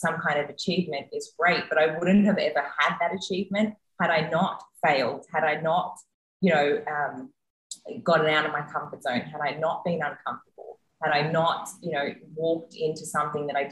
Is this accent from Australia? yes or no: yes; Australia; also born or lived in United States; now in Mexico; I'm the Australian that just came from the US that is now in Mexico